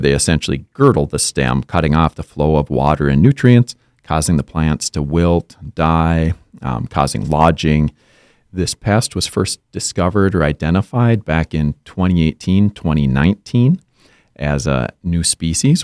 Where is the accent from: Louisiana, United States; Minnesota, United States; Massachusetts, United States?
Minnesota, United States; Monticello; I was born and raised in Monticello, Minnesota, so just a little north of the Twin Cities.